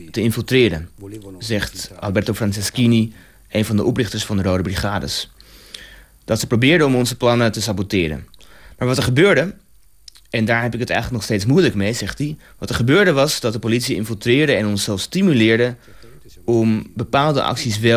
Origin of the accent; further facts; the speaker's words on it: Rome, Lazio, Italy; Rome. Ehm, en vooral eh, voor mijzelf is het een symbool omdat hij, hij, hij, komt hij kwam uit dezelfde buurt waar ik ben opgegroeid.